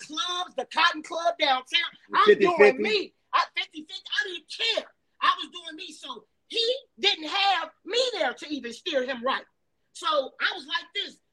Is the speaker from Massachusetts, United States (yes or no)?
no; Chicago, Illinois, United States; also born or lived in Riverdale, Chicago; I was born in Augel Gardens